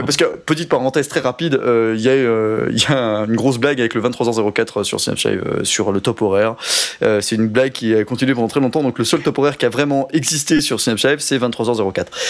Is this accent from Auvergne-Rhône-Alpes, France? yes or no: yes; Haute-Savoie, Auvergne-Rhône-Alpes, France; moi c'est Pays de Savoie parce que je viens de Haute-Savoie